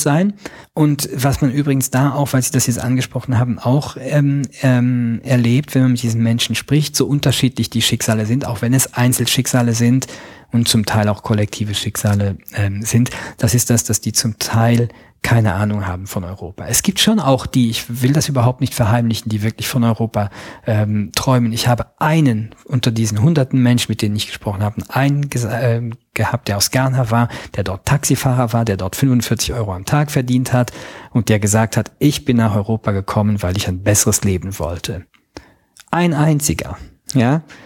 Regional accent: Luxembourg; Ich bin äh, Luxemburger Staatsbürger, bei uns gab es gestern ein Referendum

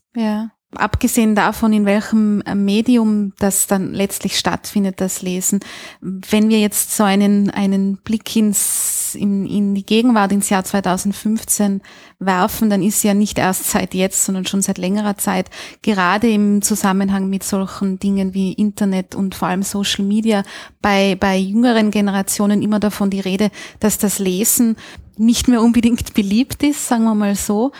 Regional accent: Austria; bei uns in Österreich

